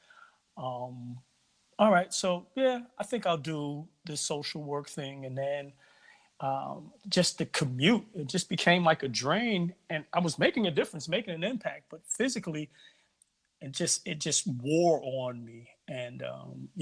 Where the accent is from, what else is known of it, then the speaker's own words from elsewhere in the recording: New York City, New York, United States; moved away as an adult; also born or lived in Barbados; now in Connecticut, United States; I'm originally from Barbados. I grew up in Brooklyn, New York, in Bed-Stuy